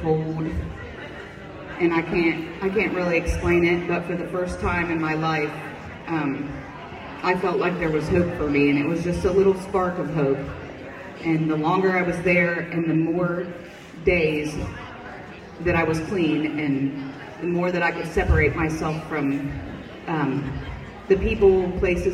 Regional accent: United States; I was born and raised in Benton County

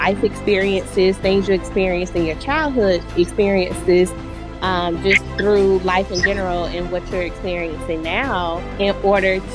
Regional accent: Savannah, Georgia, United States; now in Atlanta, United States; I'm from Savannah, Georgia. I currently live in Atlanta, Georgia.

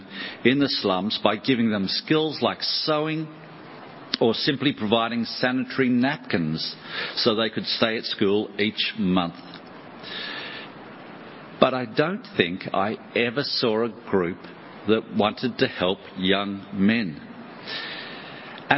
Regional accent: Australia; I'm from Australia

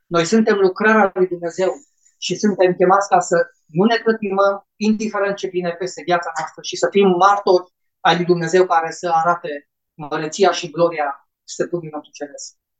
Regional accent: Romania; Noi ca și români

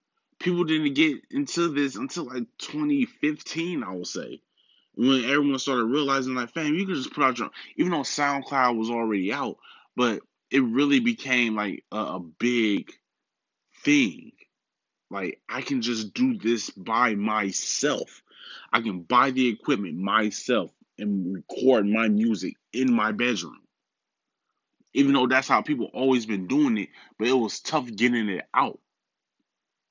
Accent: Milwaukee, Wisconsin, United States; I'm also a Bucks fan because that's my hometown

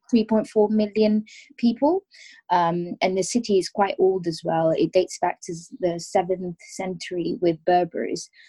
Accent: Rabat, Rabat-Salé-Kénitra, Morocco; now in London, United Kingdom; I was born and I was raised in Rabat

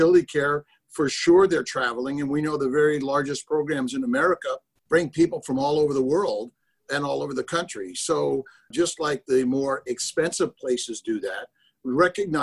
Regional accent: Los Angeles, California, United States; moved away as an adult; now in Syracuse, United States; I'm from Los Angeles, been here, and I came up here to get away from the big city.

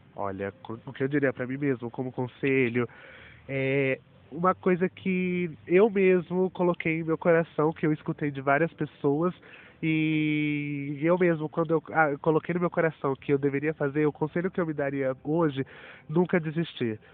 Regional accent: Batatais, São Paulo, Brazil; sou da cidade de Batatais

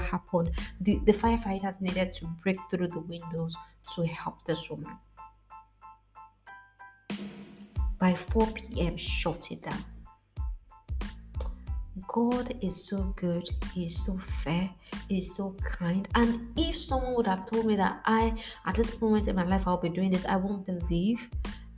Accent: Nigeria; the street I grew up in Nigeria

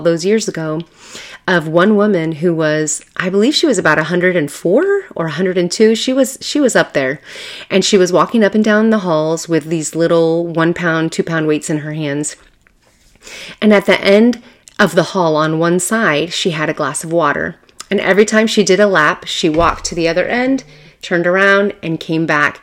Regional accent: Southern California, United States; I'm from Southern California, and let me tell you, it is a huge metropolis.

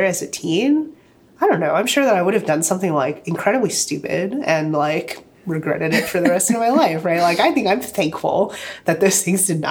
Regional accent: Virginia Beach, Virginia, United States; So I grew up in Virginia Beach, so like that's like hometown, right?

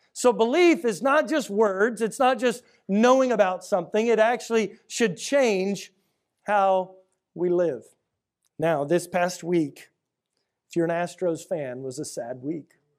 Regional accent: Houston, Texas, United States; I grew up here in Houston in the 80s and 90s

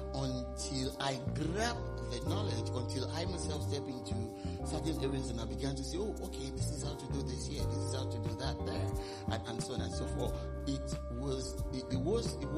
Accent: Nigeria; moved away as an adult; now in United Kingdom; while I was growing up in Nigeria.

